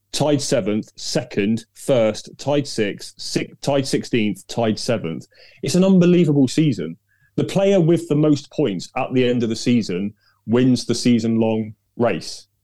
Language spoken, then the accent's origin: English; Devon, South West England, United Kingdom; I grew up in Devon